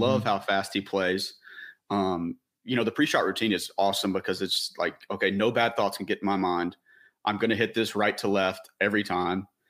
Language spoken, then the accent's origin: English; Tennessee, United States; growing up in Tennessee